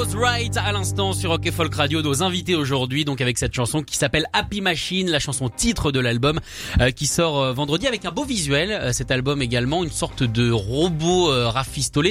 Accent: United States; quand on est américain

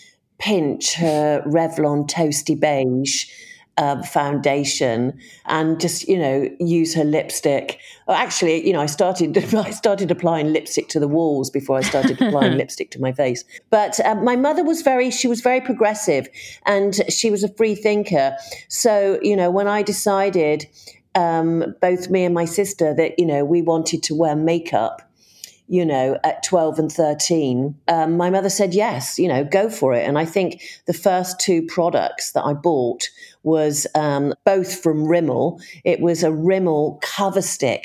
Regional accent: Bristol, South West England, United Kingdom; moved away; also born or lived in Australia / London; I grew up in Bristol

